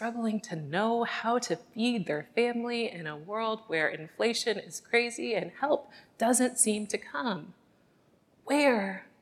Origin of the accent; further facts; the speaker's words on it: Chicago, Illinois, United States; my hometown of the South Side of Chicago